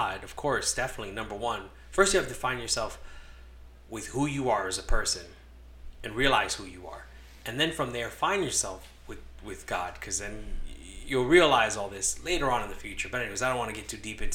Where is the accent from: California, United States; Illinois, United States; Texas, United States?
California, United States; Los Angeles; moved away; also born or lived in Connecticut; So, I was born in California. I'm an LA kid